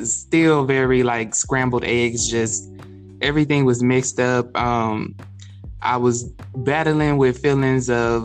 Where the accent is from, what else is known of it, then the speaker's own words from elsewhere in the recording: Texas, United States; also born or lived in California; I was born in California, but I was raised in Texas. So basically, I'm from Texas